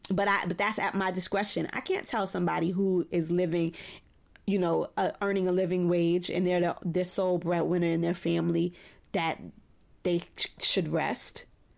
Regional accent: New York City, New York, United States; And I grew up in Old Bed-Stuy, so we had Black History, which I didn't think was a radical idea.

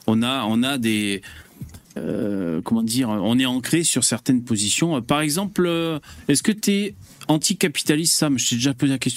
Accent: Switzerland; Moi je suis suisse

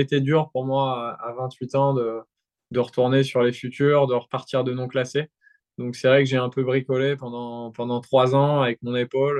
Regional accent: France; je suis français

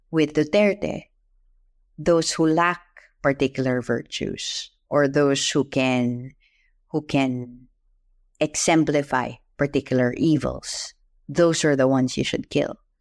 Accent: Philippines; I'm Filipino

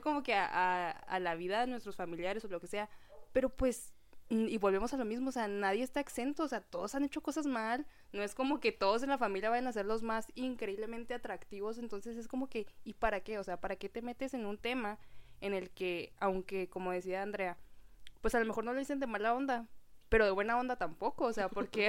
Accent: Mexico; la cultura que tenemos como mexicanos

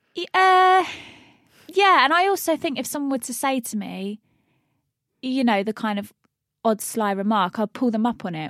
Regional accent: Luton, East of England, United Kingdom; I'm from Luton, left school at fifteen, didn't go to college

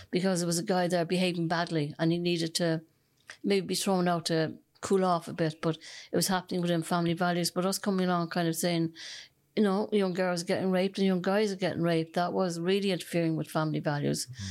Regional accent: Dublin, Leinster, Ireland; now in Cork, Ireland; I'm originally from Dublin

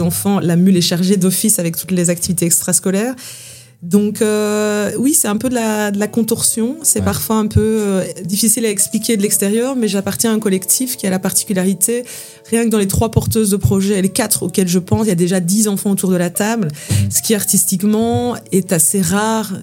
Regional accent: Belgium; je viens de Belgique

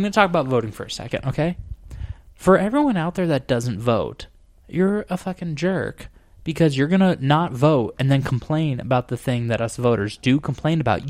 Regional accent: Arizona, United States; I come from Arizona

